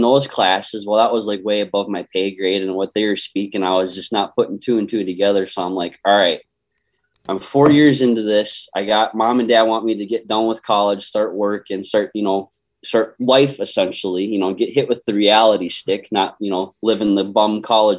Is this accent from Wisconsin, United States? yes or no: no; Austin, Minnesota, United States; I was born and raised in Austin, Minnesota